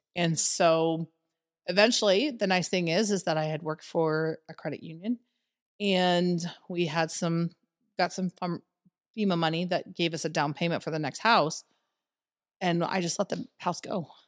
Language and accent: English; Winfield, Iowa, United States; moved away as an adult; also born or lived in Cedar Rapids, Iowa; now in Des Moines, United States; I moved from Cedar Rapids or from Winfield, small town Iowa, Winfield, into Cedar Rapids